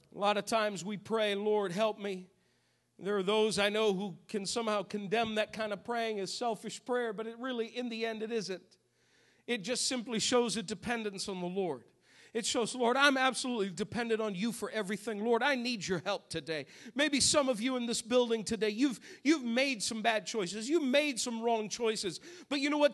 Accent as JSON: {"language": "English", "region": "New England", "country": "United States", "tie": "born or raised there", "moved": "yes", "said": "I grew up in New England"}